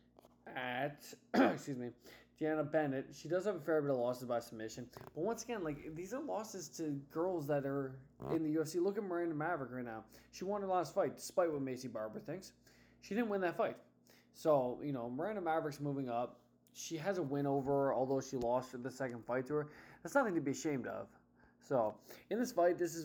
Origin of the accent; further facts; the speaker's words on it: Canada; I'm Canadian